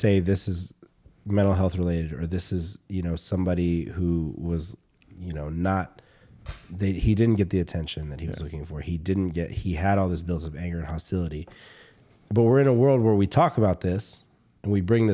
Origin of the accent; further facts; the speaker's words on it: the South, United States; now in California, United States; I grew up in the South.